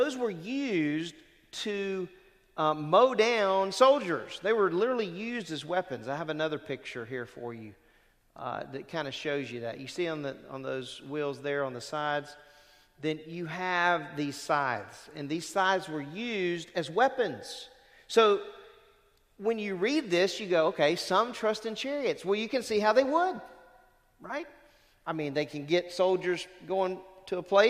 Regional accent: Lake Charles, Louisiana, United States; I'm from Lake Charles, Louisiana

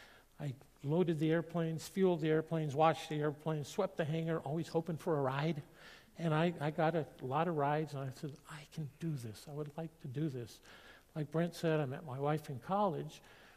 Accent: Ecuador; So they went up to Michigan, picked me up, and took me back to Ecuador. So I grew up in Ecuador.

